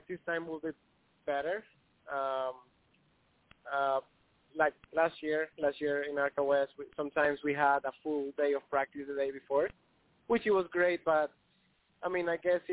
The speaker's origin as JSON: {"language": "English", "country": "Colombia", "said": "I'm from Colombia"}